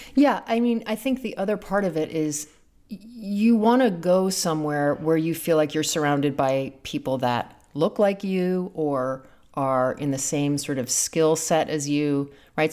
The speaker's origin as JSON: {"language": "English", "region": "London", "country": "United Kingdom", "tie": "born or raised there", "said": "I grew up in London in a relatively posh way"}